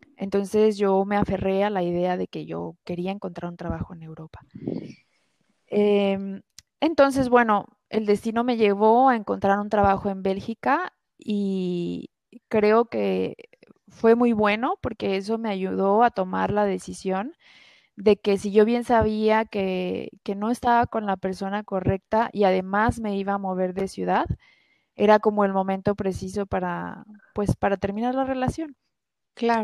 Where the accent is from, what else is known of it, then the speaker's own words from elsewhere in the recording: Guadalajara, Jalisco, Mexico; also born or lived in France; yo soy de Guadalajara, vivo en Guadalajara.